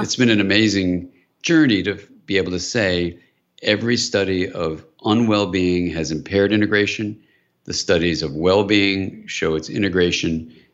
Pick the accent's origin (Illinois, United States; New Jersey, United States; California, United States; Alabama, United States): California, United States; I'm from California